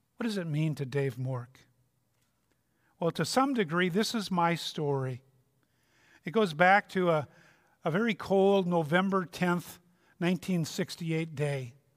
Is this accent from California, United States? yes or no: no; Minnesota, United States; I'm from Minnesota